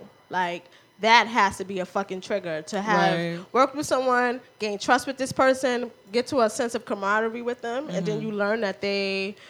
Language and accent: English; New York City, New York, United States; now in East New York, United States; I'm from the Bronx.